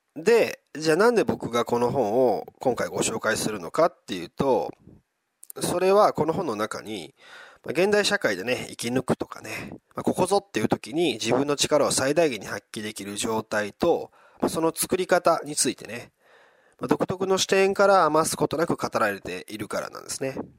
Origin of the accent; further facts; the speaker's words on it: Wakayama, Japan; 地元の和歌山